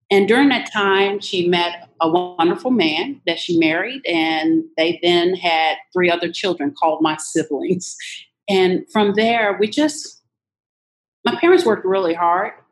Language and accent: English; Louisiana, United States; born there; I was born in Louisiana to a mom that, a teenage mom, and a teenage father.